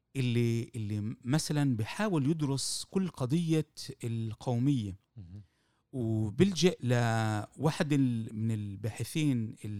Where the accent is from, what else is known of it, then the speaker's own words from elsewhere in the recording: Jaffa, Tel Aviv District, Israel; كاستاذ تاريخ وبرايي كيافي وبرايي كانسان كفلسطيني